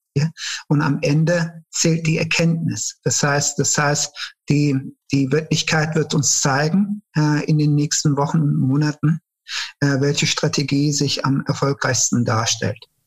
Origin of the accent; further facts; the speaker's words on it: Cologne, North Rhine-Westphalia, Germany; also born or lived in Turkey; ich hatte eine sehr schöne Kindheit hier in Köln. Äh, ich bin in Köln-Nil aufgewachsen